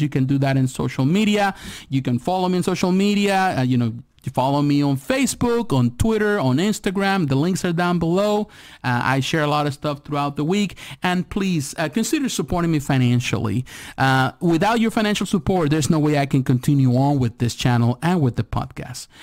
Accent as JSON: {"language": "English", "country": "United States", "said": "as an American here living in America"}